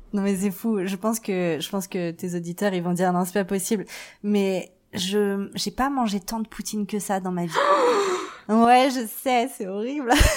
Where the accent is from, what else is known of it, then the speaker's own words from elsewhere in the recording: Paris, Île-de-France, France; moved away as an adult; also born or lived in Vancouver, Canada; now in Calgary, Canada; je je suis née, j'ai grandi à Paris.